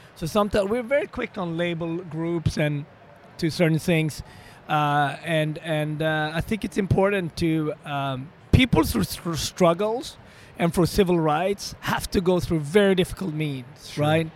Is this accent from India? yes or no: no; Sweden; moved away; also born or lived in Ethiopia; I was born in African Ethiopia in a small village, but I was raised extremely opposite in, the, in uh, Sweden, in northern part of Europe